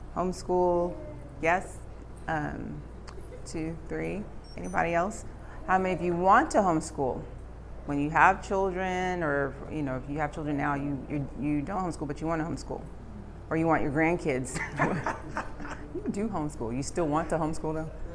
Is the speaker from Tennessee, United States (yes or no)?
no; New York City, New York, United States; moved away; I was born in Bronx, New York. Um, in the city, uh, concrete jungle